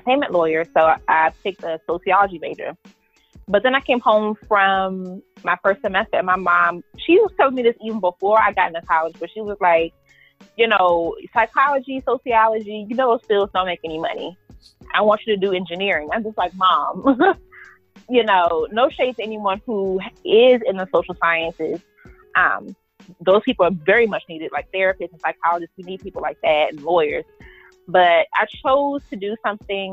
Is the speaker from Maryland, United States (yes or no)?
yes; Prince George's County, Maryland, United States; moved away as an adult; now in Delaware, United States; I'm from Prince George's County, Maryland, which is a suburb right outside of Washington, D.C.